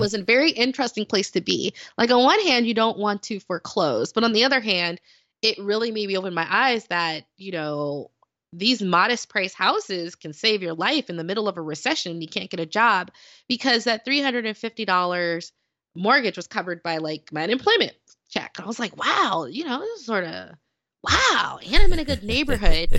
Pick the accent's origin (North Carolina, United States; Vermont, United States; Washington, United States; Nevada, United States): Nevada, United States; Las Vegas; moved away as an adult; also born or lived in Dayton, Ohio; I'm from Las Vegas